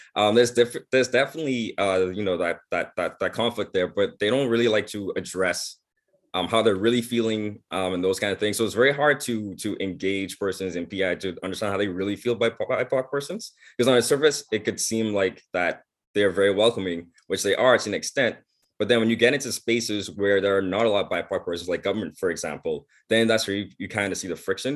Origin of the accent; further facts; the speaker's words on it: Bahamas; now in Prince Edward Island, Canada; I grew up in the Bahamas